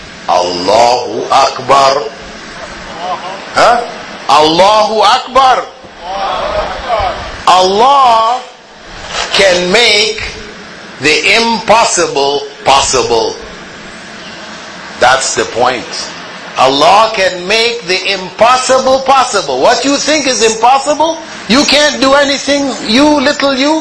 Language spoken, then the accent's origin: English; Kingston, Jamaica; I was born in Kingston, Jamaica, the capital of Jamaica.